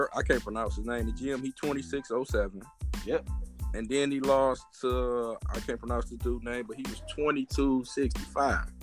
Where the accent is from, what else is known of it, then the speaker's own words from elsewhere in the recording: Detroit, Michigan, United States; me growing up in Detroit